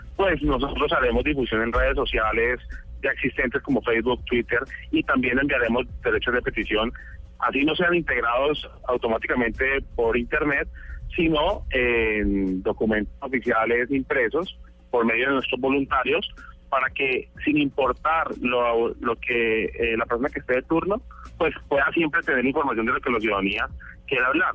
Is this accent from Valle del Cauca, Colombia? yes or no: yes; Cali, Valle del Cauca, Colombia; also born or lived in United States; yo nací en Estados Unidos, pero desde pequeño he vivido toda la vida en Cali.